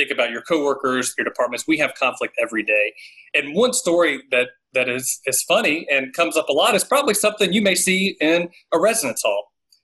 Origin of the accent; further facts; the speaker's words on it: Raleigh, North Carolina, United States; I grew up in the Southeast Raleigh area, have always loved North Carolina, and can't see myself living anywhere else